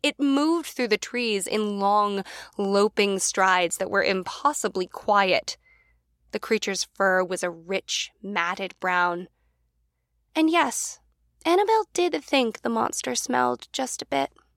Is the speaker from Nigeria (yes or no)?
no; United States; also born or lived in New York; now in Los Angeles, United States; we as Americans